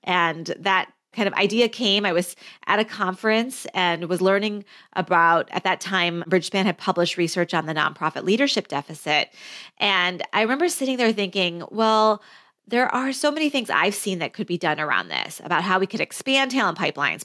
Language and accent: English; Flint, Michigan, United States; my childhood growing up as a first generation immigrant in Flint, Michigan